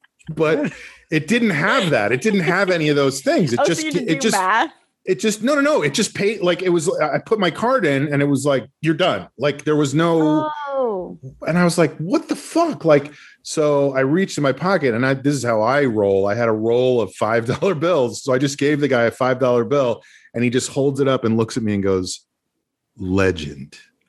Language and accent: English; Brooklyn, New York, United States; We're from Brooklyn. We got a Brooklyn attitude. We're Brooklyn. Brooklyn. I love Brooklyn.